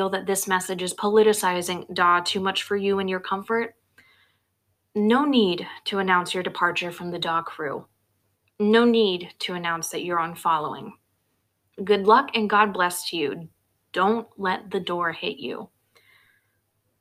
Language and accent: English; United States; as an American citizen